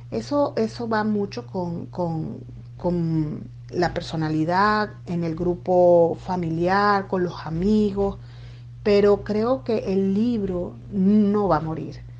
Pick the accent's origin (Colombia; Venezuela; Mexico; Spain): Venezuela; distribuirlo en Venezuela, por supuesto, para mí sería, bueno, una gran dicha, una alegría que, que esté allá en mi país.